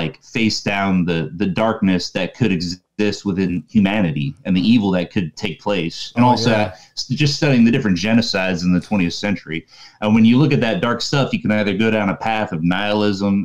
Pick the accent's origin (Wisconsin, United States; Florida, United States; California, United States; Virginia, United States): Florida, United States; I grew up in Florida, about 20 minutes from Disney World